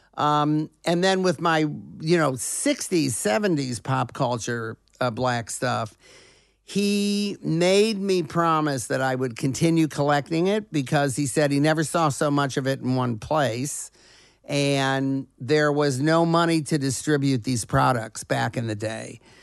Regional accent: Detroit, Michigan, United States; moved away; also born or lived in Los Angeles; growing up in Detroit, at the time when Motown was coming up

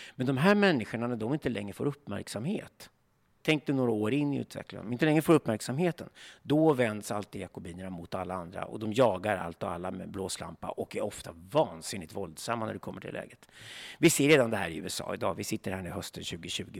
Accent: Sweden

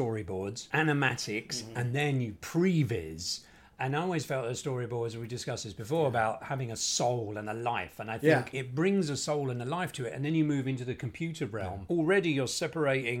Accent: London, United Kingdom; moved away as an adult; also born or lived in Austin, Texas; now in Los Angeles, United States; being from London

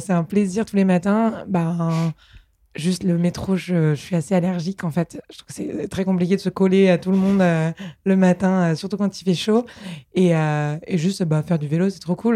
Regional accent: Paris, Île-de-France, France; also born or lived in England; moi, je suis née à Paris, j'ai grandi ici

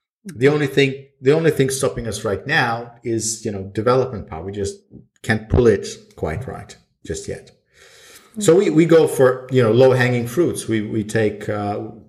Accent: Sweden; now in Estonia; I lived in Sweden most of my life. Then I moved to Estonia, and I was born in Estonia.

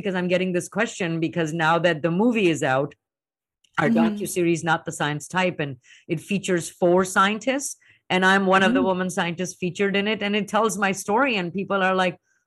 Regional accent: India; moved away as an adult; now in United States; I was plucked from India, and now I'm in the US

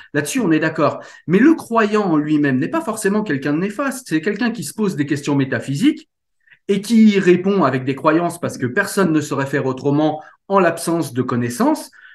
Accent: France; chez nous en France

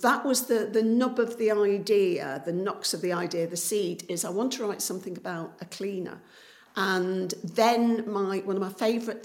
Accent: Coalville, East Midlands, United Kingdom; my hometown of Colville in Leicestershire, which is a former pit town.

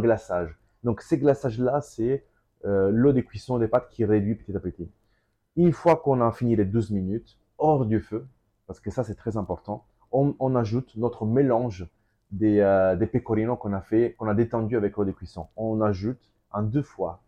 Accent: Calabria, Italy; French is a second language; also born or lived in Mantua, Lombardy; now in Paris, France; Parola, sur mon village

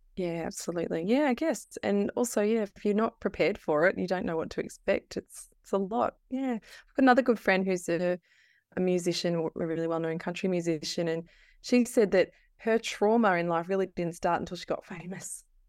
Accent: Castlemaine, Victoria, Australia; I'm from Castle Main

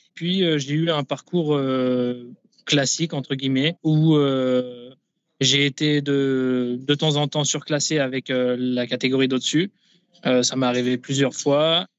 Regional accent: Nancy, Grand Est, France; moved away as an adult; now in Kansas City, United States; j'étais euh, dans ma ville natale

